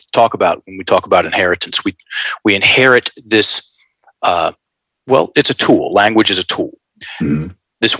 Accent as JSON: {"language": "English", "town": "Richmond", "region": "Virginia", "country": "United States", "tie": "born or raised there", "said": "Richmond, Virginia. Virginia boy, born and raised"}